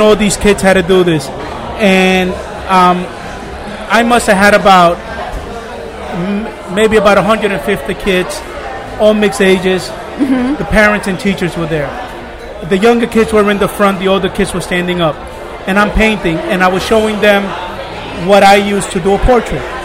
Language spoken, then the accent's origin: English; New York City, New York, United States; I grew up in Brooklyn Beach, New York